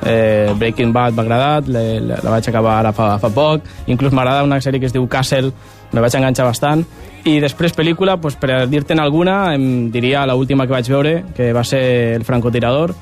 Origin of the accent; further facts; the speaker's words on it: Mora la Nova, Catalonia, Spain; moved away as an adult; now in Barcelona, Spain; Mora la Nova, Mora la Nova. és el meu poble. Eh, Barcelona, ara mateix el meu segon poble.